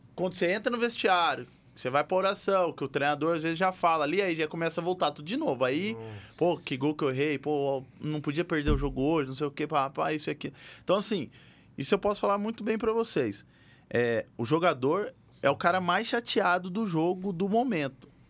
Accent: Bahia, Brazil; moved away; also born or lived in Bauru, São Paulo; eu vim da Bahia, né? Vim de Bauru, mas eu morei mais na Bahia do que em Bauru

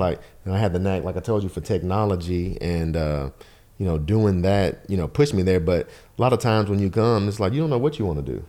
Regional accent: Nashville, Tennessee, United States; I'm a Nashville native, born and raised in Bardo

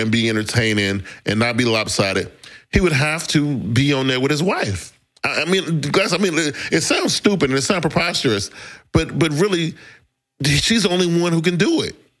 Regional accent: the South, United States; I'm from the South. Like, he's a god around here, right?

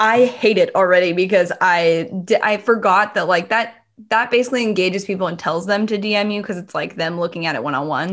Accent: Bay Area, California, United States; I'm from the Bay Area

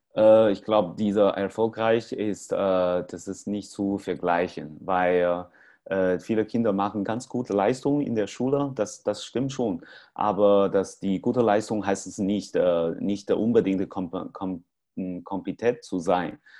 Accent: China; German is a second language; moved away; in China, in meinem Heimat

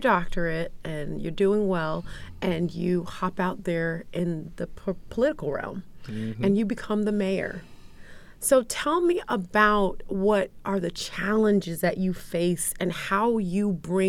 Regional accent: Virginia Beach, Virginia, United States; it is my home, it's my hometown, and we are such a large city, and over the years have become such a very diverse city.

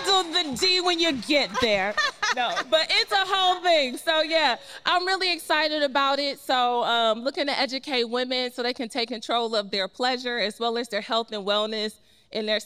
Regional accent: Cleveland, Ohio, United States; now in Atlanta, United States; I'm originally from Cleveland, Ohio

